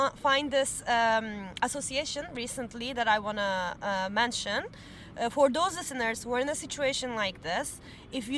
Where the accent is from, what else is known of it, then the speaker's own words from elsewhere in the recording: Turkey; moved away as an adult; also born or lived in Istanbul, Turkey; now in Paris, France; growing up in Turkey and having my early 20s living in Istanbul as a young woman